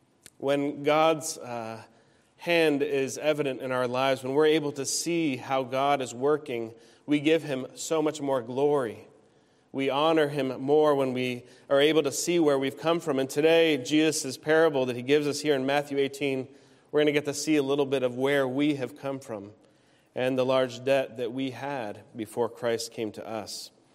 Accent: Peru; also born or lived in United States; As a missionary kid, I grew up in Peru and lived all over the United States as well as my parents traveled from state to state raising support.

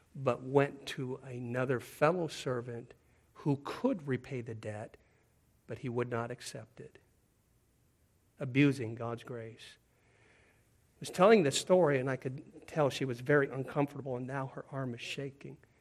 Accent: Pacific Northwest, United States; moved away; where I grew up in the Pacific Northwest

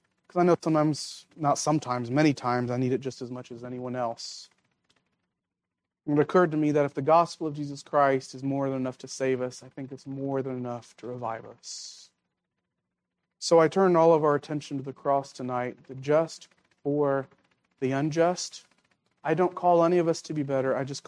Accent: Philippines; now in United States; I grew up in the Philippines.

